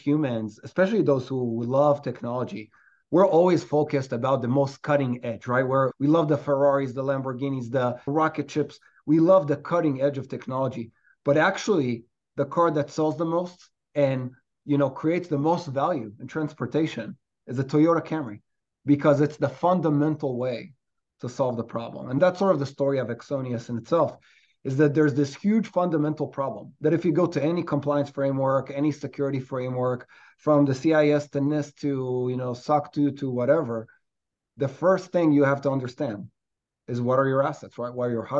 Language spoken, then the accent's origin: English; Israel; moved away as an adult; now in New York, United States; I'm a New Yorker today, but originally from Israel.